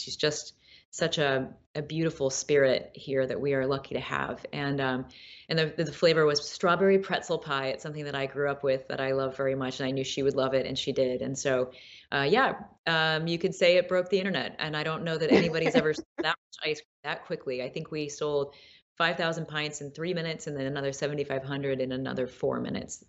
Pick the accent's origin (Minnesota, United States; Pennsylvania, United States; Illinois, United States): Illinois, United States; Peoria; I'm actually from Peoria, Illinois, so deeper Midwest